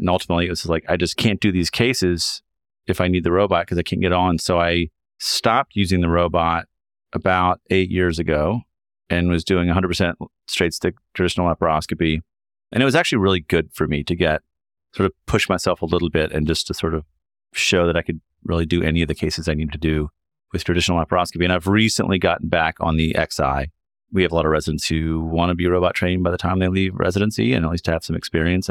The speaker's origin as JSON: {"language": "English", "region": "Kentucky", "country": "United States", "also_born_or_lived": "Chicago, Illinois", "moved": "as an adult", "said": "I'm from Kentucky and did my medical school at University of Kentucky"}